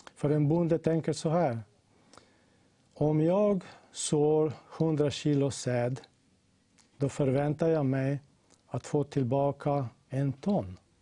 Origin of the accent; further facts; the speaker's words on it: Slovenia; jag kommer från Slovenien